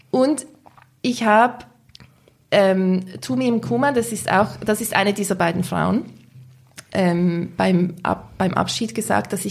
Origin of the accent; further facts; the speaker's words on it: Switzerland; als Schweizer Journalisten.